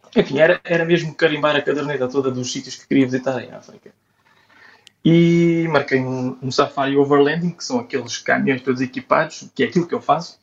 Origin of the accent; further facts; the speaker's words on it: Portugal; also born or lived in Amsterdam / Copenhagen; Como bom português